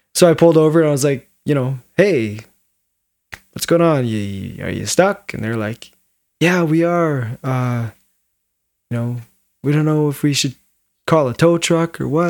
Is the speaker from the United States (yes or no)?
no; Williams Lake, British Columbia, Canada; I grew up in Williams Lake. I'd lived up that road since I was four years old